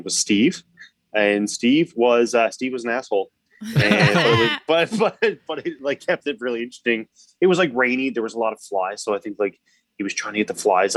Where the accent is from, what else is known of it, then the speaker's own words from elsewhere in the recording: Newfoundland and Labrador, Canada; I'm from Newfoundland